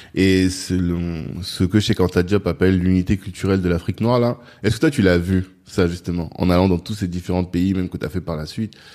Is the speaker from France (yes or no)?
yes; France; Nous qui avons grandi en France, que on est des Africains